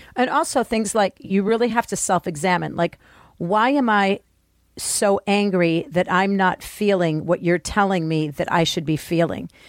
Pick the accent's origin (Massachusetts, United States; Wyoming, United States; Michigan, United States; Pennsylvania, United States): Michigan, United States; Detroit; I grew up in Detroit in a school that was, my middle school was, you know, majority black.